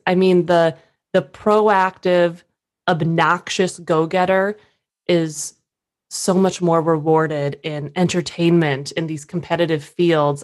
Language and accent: English; Minnesota, United States; moved away as an adult; also born or lived in Durham, North Carolina / New York City; born and raised Minnesota